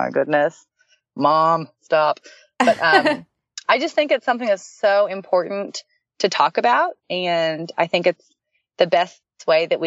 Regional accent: Dallas, Texas, United States; I'm from Dallas, Texas

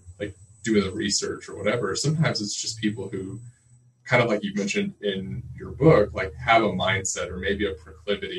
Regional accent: Oklahoma City, Oklahoma, United States; I'm from Oklahoma City

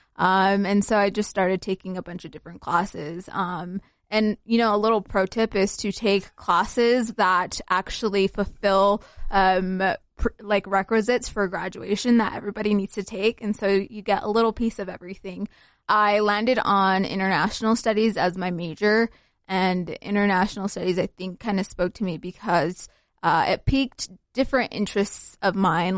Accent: Salt Lake City, Utah, United States; also born or lived in Somalia; I grew up in Utah, but I was born in Somalia

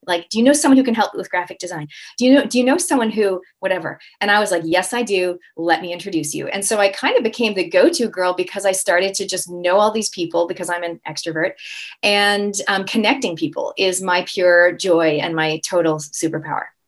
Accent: Toronto, Ontario, Canada; now in New Zealand; I'm a Canadian Kiwi, so I'm born and raised in Canada, Toronto, and I actually live in New Zealand, so I have not picked up the accent as of yet.

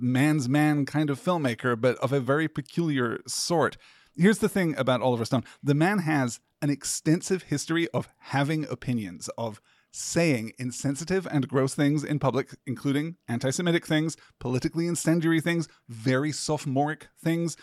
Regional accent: United Kingdom; as a British person who was not schooled in the Vietnam War at all

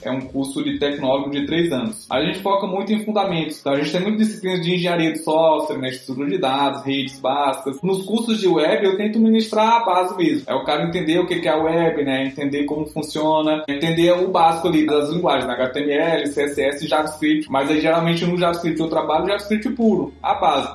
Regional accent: near Picos, Piauí, Brazil; moved away as an adult; also born or lived in Brasília; no campus de Picos, que é aqui mesmo na, na cidade próxima de onde eu nasci, onde eu me criei

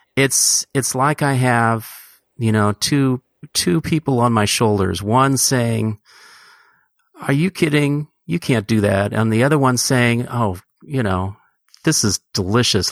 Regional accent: San Francisco, California, United States; also born or lived in Hamburg, Germany; I was born in Hamburg, Germany, and they immigrated here to San Francisco directly, um, when I was half a year old

